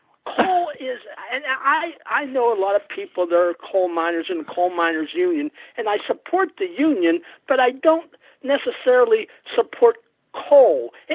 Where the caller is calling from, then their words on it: Moundsville, West Virginia, United States; I'm calling from Moundsville, West Virginia, which is, West Virginia is a Republican state